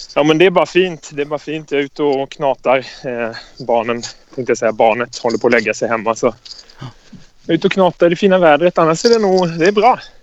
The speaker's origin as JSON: {"language": "Swedish", "town": "Karlskrona", "region": "Blekinge", "country": "Sweden", "said": "Jag kommer från Karlskrona"}